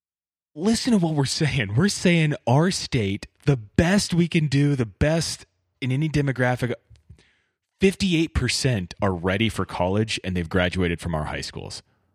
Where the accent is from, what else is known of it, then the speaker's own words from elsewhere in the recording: Bakersfield, California, United States; As someone who was born and raised in Bakersfield